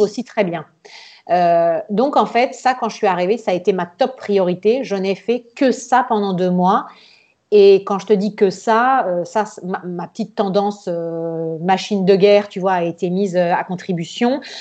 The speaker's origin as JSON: {"language": "French", "town": "Nice", "region": "Provence-Alpes-Côte d'Azur", "country": "France", "tie": "born or raised there", "also_born_or_lived": "Florence, Italy", "moved": "as an adult", "lives_now": "Tuscany, Italy", "said": "j'ai grandi à Nice, on est à côté de l'Italie"}